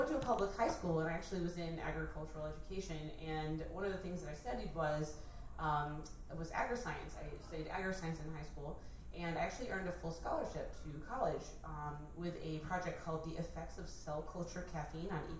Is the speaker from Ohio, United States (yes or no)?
no; Arizona, United States; I grew up in Arizona, so like walking outside.